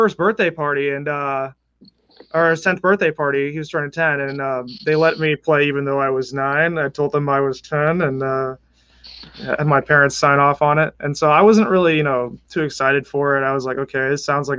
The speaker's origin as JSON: {"language": "English", "region": "Connecticut", "country": "United States", "tie": "born or raised there", "also_born_or_lived": "New York City, New York, United States", "moved": "yes", "lives_now": "Annapolis, United States", "said": "originally from Connecticut, born in New York City. I spent most of my life in Connecticut"}